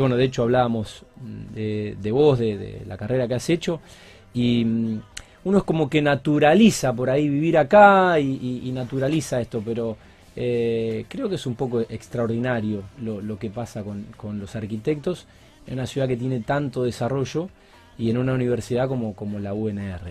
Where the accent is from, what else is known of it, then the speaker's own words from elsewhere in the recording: Argentina; por ser argentino